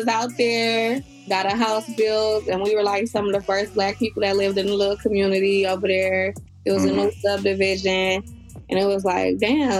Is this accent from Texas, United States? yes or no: no; Detroit, Michigan, United States; I'm from Detroit